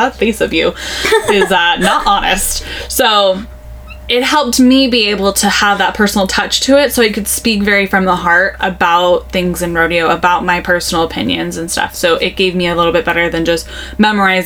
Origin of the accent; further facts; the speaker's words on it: Novato, California, United States; also born or lived in Santa Rosa, California; growing up in Novato, Marin County